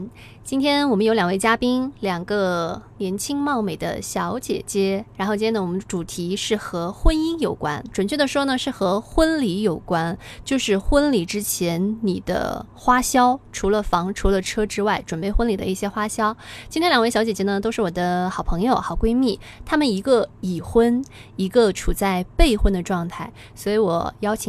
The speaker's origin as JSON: {"language": "Chinese", "town": "Baoying", "region": "Jiangsu", "country": "China", "tie": "born or raised there", "moved": "yes", "lives_now": "Nanjing, China", "said": "因为我的老家是扬州宝应，"}